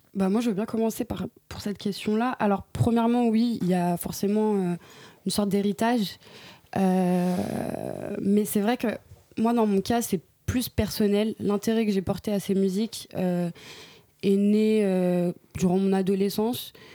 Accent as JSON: {"language": "French", "country": "France", "tie": "born or raised there", "said": "je suis née en 2001 en France euh, ma mère est française mon père est français d'origine mmh. marocaine"}